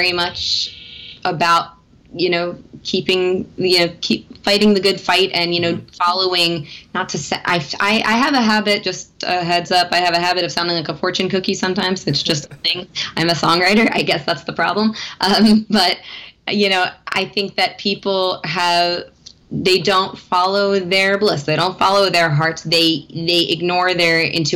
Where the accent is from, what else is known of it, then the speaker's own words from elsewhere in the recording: Philadelphia, Pennsylvania, United States; I'm originally from Philadelphia